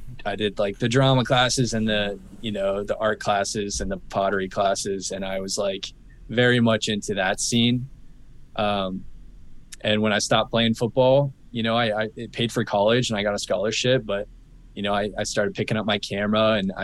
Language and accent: English; Phoenix, Arizona, United States; moved away as an adult; now in San Diego, United States; We grew up in Arizona in Phoenix